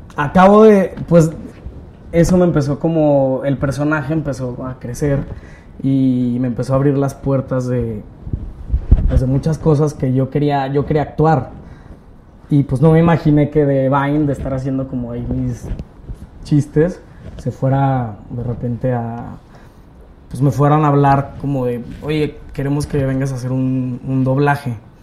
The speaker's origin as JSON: {"language": "Spanish", "town": "Torreón", "region": "Coahuila", "country": "Mexico", "tie": "born or raised there", "accent": "norteño", "moved": "as an adult", "lives_now": "Mexico City, Mexico", "said": "yo soy de Torreón. Vale. En Torreón hacía teatro de, de niño"}